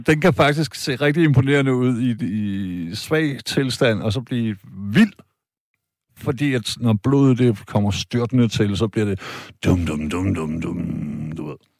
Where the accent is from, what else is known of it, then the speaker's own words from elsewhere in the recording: Denmark; Jeg er selv jyde